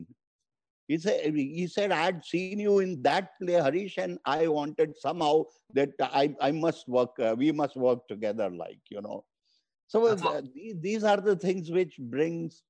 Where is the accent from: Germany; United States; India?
India; first language Hindi; English is a second language; my native language, Hindi